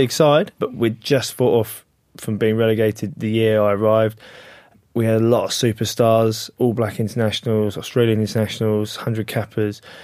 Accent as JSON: {"language": "English", "region": "England", "country": "United Kingdom", "said": "as an English guy"}